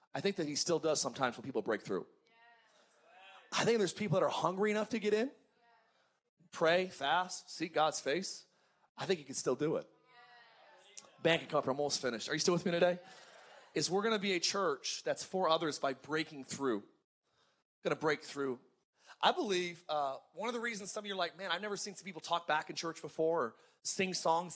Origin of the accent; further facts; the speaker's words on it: Antelope Valley, California, United States; I grew up in the Antelope Valley